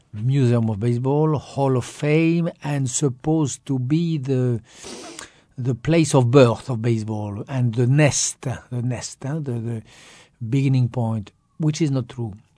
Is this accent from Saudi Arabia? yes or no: no; France; accent: French; English is a second language; I was French